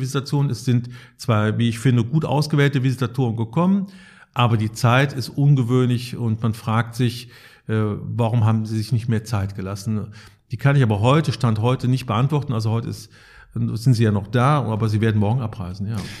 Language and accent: German; Cologne, North Rhine-Westphalia, Germany; now in Münster, Germany; Ich komme aus Köln, der treuesten Tochter Roms, wie es im Stadtwappen heißt.